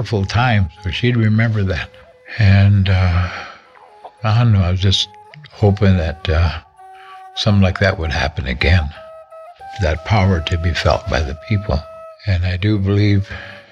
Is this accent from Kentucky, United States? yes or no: no; Little Eagle, South Dakota, United States; I was raised in Little Eagle by my grandmother.